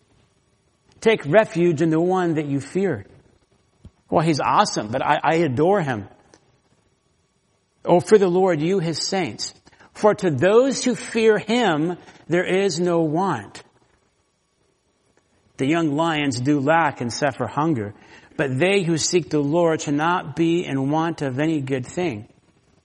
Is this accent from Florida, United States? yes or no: yes; Florida, United States; now in Washington, United States; I grew up in Florida